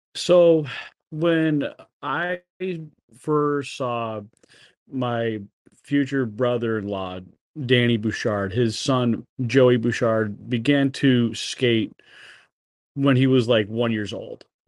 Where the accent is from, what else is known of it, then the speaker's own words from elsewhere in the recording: East Longmeadow, Massachusetts, United States; moved away; also born or lived in Springfield, Massachusetts; I was brought up in Western Mass for sixteen years, and I grew up playing street hockey with neighbors